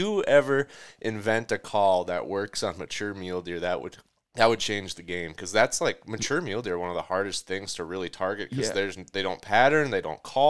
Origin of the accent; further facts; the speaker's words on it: Minnesota, United States; So I'm from Minnesota.